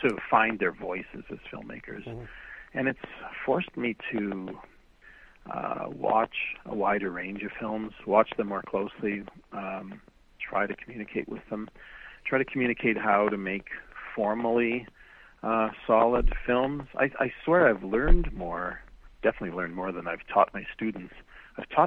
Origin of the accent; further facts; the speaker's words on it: Winnipeg, Manitoba, Canada; moved away; I taught at University of Manitoba in my hometown of Winnipeg for almost 20 years